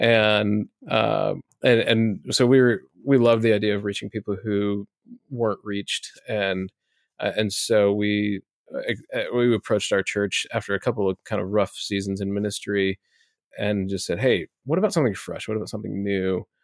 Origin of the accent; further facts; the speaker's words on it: Omaha, Nebraska, United States; I grew up in Omaha, Nebraska, here for most of my life.